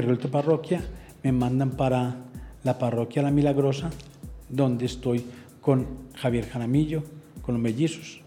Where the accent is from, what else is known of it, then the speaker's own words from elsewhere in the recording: Medellín, Antioquia, Colombia; also born or lived in Andes, Antioquia; yo nací en Andes